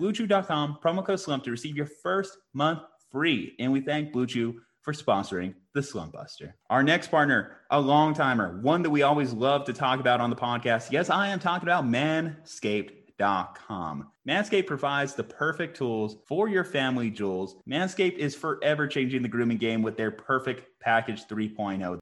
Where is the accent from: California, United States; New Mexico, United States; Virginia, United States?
New Mexico, United States; Albuquerque; We're from Albuquerque, New Mexico